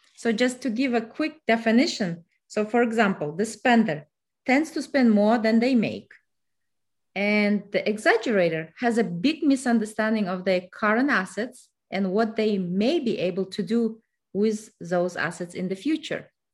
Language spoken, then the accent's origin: English; Kazakhstan; English is a second language; moved away as an adult; now in United States; I am originally from Kazakhstan, so I came to United States in two thousand six. English is my third self-taught language.